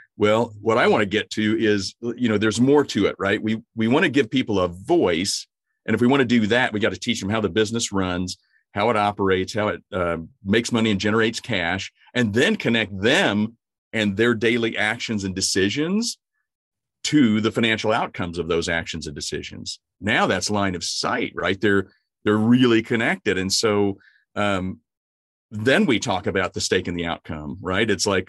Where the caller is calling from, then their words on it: Springfield, Missouri, United States; I'm actually at home in Springfield, Missouri.